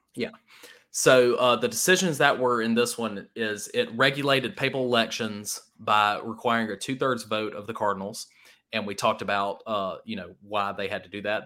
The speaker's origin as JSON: {"language": "English", "town": "Starkville", "region": "Mississippi", "country": "United States", "tie": "born or raised there", "said": "I grew up in the Starkville area"}